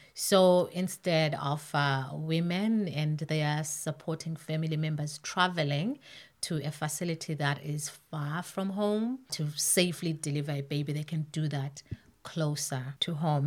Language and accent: English; Zimbabwe; moved away as an adult; now in Canada; I was born and raised in Zimbabwe